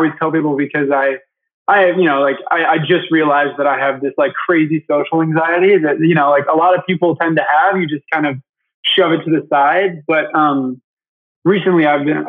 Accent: Michigan, United States; I grew up in Michigan. I'm actually here right now

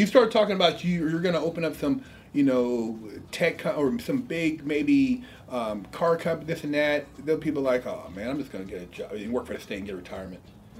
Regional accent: Sacramento, Bay Area, California, United States; also born or lived in Treasure Island, San Francisco Bay Area; Sacramento, California, partially, and then also in the Bay Area, Treasure Island.

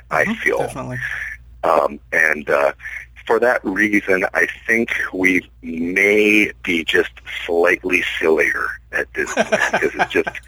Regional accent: Pacific Northwest, United States; growing up in the Pacific Northwest, Disneyland was this faraway, magical thing

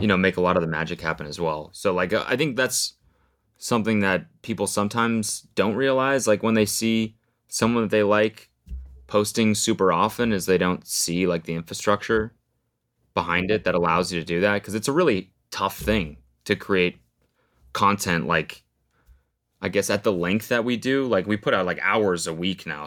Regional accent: Canada; moved away as an adult; now in United States; I'm Canadian

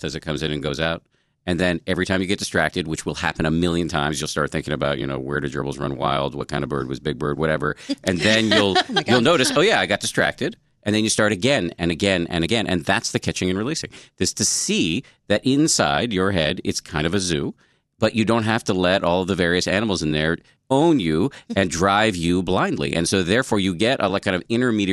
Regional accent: Massachusetts, United States; born or raised there

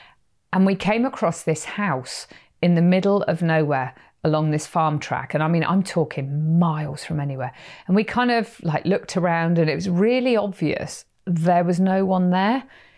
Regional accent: Perranporth, South West England, United Kingdom; I know of a lot of Americans, when they hear I'm from Cornwall, they're like, have you ever heard of Doc Martin

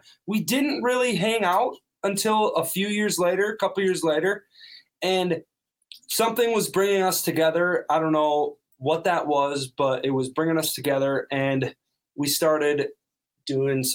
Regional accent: North Dakota, United States; Him and I are from North Dakota

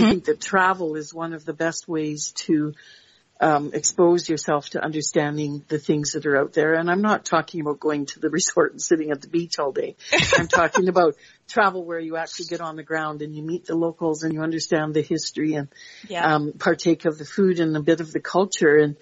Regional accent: Canada; I'm so proud to be Canadian

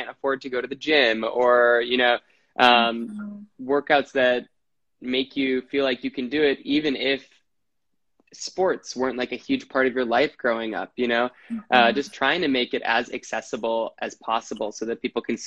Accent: Wisconsin, United States; now in New York City, United States; I'm from Wisconsin. I live in New York City

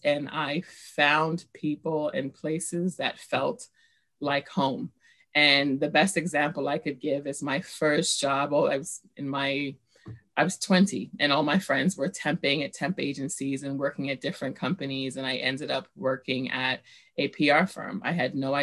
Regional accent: New York City, New York, United States; I grew up in Bushwick, Brooklyn

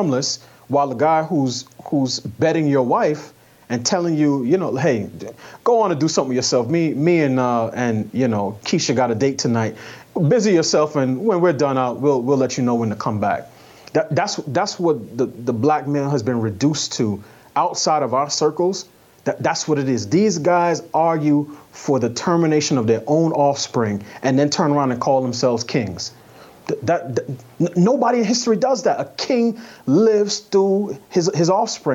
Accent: New York, United States; I grew up in New York, so I'm familiar with the 5% nation

